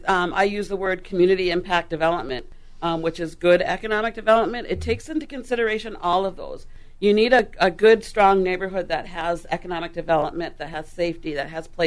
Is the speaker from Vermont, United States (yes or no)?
no; Duluth, Minnesota, United States; growing up in Western Duluth, that's not something that I thought I would be doing. So, yes … Hello, everyone. I've lived in Duluth since the 1960s. My dad and mom moved here for the air base. They moved from Columbus, Mississippi.